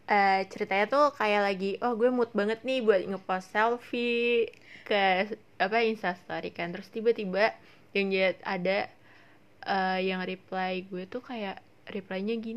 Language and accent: Indonesian; Indonesia; gue bule Asia Indonesia tapi bukan yeah. Asia di Korea